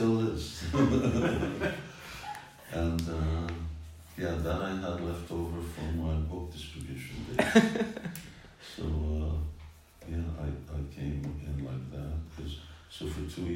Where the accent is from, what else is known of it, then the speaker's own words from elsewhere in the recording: Quebec, Canada; I grew up in Quebec